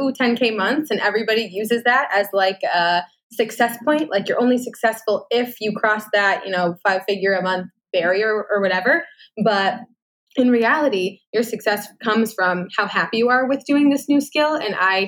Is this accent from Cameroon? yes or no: no; United States; moved away as an adult; now in Canada; I am American